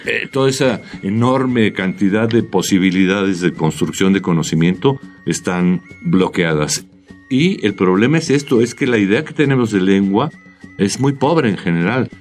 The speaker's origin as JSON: {"language": "Spanish", "region": "Mexico City", "country": "Mexico", "said": "nosotros, los habitantes de de México, pues somos eso, nada, chilangos"}